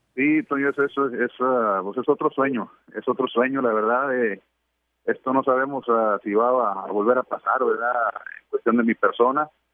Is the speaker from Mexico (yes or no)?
yes; Mexico; siempre he sido súper orgulloso de ser mexicano